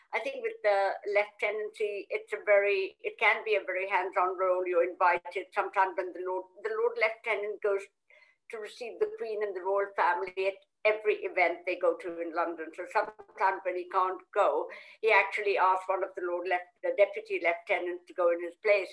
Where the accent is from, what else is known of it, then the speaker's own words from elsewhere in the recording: Kolkata, West Bengal, India; moved away as an adult; when I came from India many, many moons ago, I didn't know how to cook because obviously in Calcutta we had a wonderful chef.